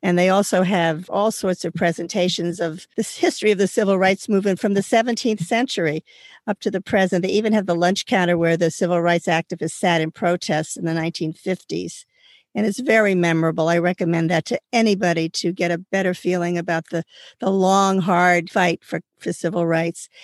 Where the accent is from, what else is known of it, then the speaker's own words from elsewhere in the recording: Florida, United States; also born or lived in Georgia / Miami Beach; I grew up in Florida in the 1940s and 50s and lived in Georgia in the 1960s